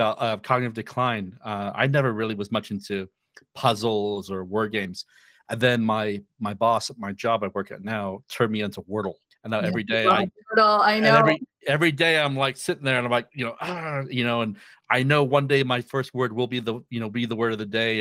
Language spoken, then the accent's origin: English; Wales, United Kingdom; I grew up in Wales. I remember speaking beautiful Welsh